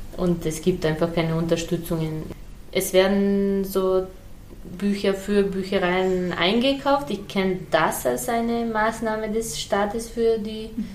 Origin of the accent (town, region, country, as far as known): Serbia; born or raised there; first language Serbian; German is a second language; moved away